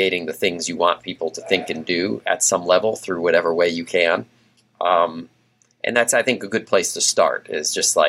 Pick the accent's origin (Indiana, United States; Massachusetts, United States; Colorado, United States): Massachusetts, United States; also born or lived in Louisiana / Portland / Pittsburgh; now in Texas, United States; although I was not a native of Texas, I'm from Massachusetts